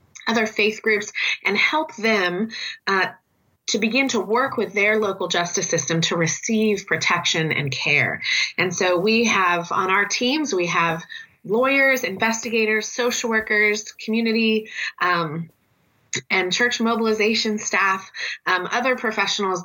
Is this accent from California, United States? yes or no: yes; California, United States; I'm originally from California here in the U.S.